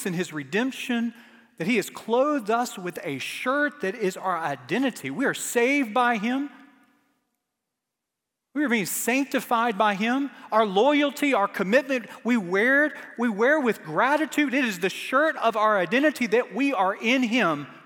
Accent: Starkville, Mississippi, United States; moved away; I was born in Starkville, Mississippi, the home of baseball

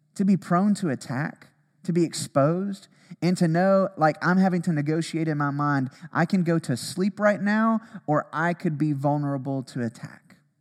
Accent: Alabama, United States; growing up in Alabama, tornadoes

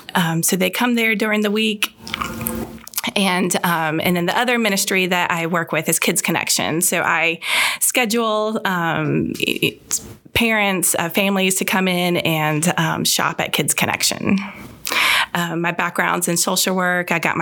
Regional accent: Virginia Beach, Virginia, United States; also born or lived in Louisiana / Ohio / Tennessee / Florida; I've lived a little bit of everywhere. I've lived in Louisiana. I grew up mostly in Virginia Beach, lived in Ohio, Tennessee, Florida, and now here.

